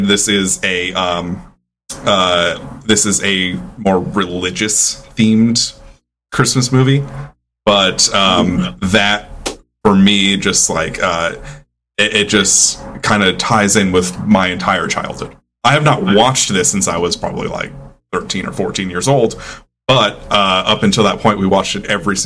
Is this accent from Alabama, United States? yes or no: no; New York, United States; I grew up in New York